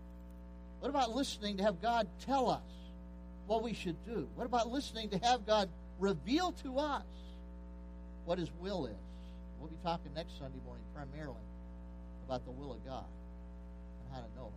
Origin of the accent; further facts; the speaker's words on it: Pennsylvania, United States; moved away; I was raised in Pennsylvania.